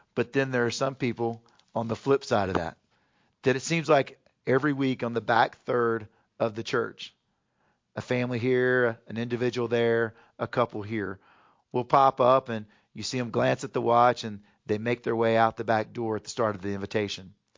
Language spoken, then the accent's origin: English; Houston, Texas, United States; moved away; also born or lived in North Carolina; growing up in Houston, Texas, I was a big Oilers fan.